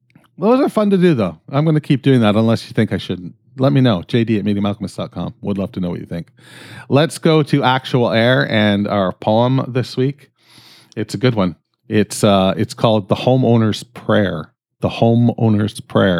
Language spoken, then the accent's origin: English; Canada; I'm fucking Canadian